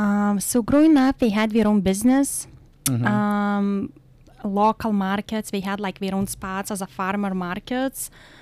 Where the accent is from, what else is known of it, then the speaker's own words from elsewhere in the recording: Lithuania; English is a second language; now in United States; Well, Lithuania is located between Russia and Poland. It's a very small country, 3 million people. We were part of Soviet Union before 1991.